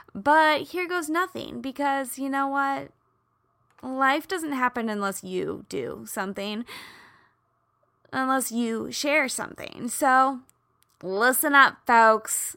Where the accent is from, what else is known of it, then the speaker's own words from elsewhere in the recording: Midwest, United States; I grew up in the Midwest